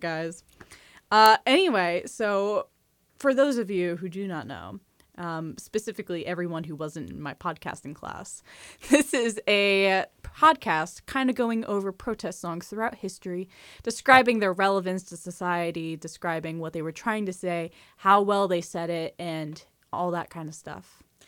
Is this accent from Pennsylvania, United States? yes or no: no; New Jersey, United States; As a New Jerseyan